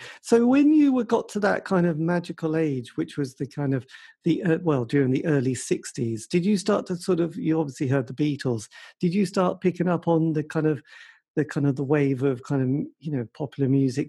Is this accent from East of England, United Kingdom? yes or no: yes; East Anglia, East of England, United Kingdom; I sort of grew up in the countryside in East Anglia, so it was very rural. So there wasn't that many people about.